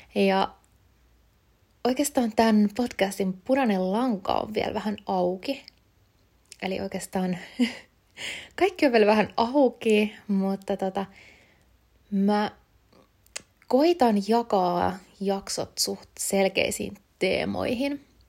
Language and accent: Finnish; Kotka, Kymenlaakso, Finland; moved away as an adult; now in Helsinki, Finland; mä oon alun perin Kotkasta kotoisin, eli kuitenkin täältä Etelärannikon puolelta